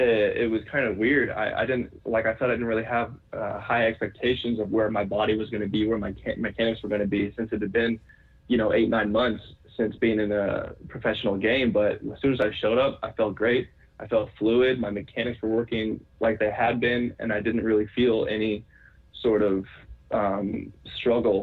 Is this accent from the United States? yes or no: yes; Colorado, United States; growing up in Colorado as a whole